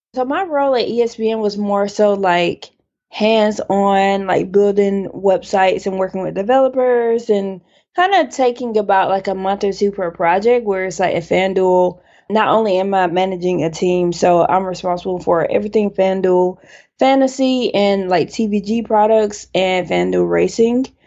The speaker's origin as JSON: {"language": "English", "town": "Childersburg", "region": "Alabama", "country": "United States", "tie": "born or raised there", "also_born_or_lived": "Dallas, Texas / Connecticut", "moved": "as an adult", "lives_now": "Brooklyn, New York, United States"}